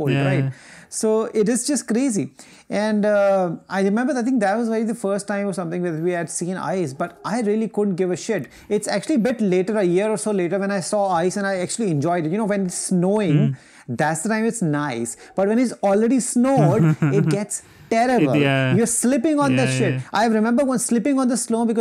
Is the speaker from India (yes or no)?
yes; India; We're Indian people